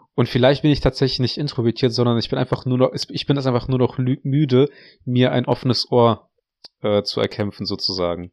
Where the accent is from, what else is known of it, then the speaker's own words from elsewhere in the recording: Russia; moved away; ich bin in Russland auf dem Dorf gewachsen, aufgewachsen